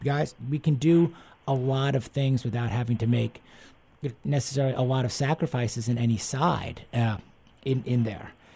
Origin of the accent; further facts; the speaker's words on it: East Coast, United States; now in Houston, United States; I grew up on the East Coast, and now down down in Houston